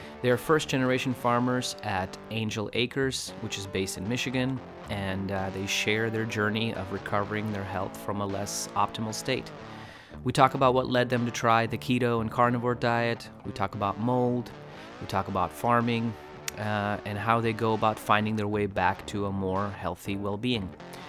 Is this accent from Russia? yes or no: yes; Russia; moved away; I moved here from Russia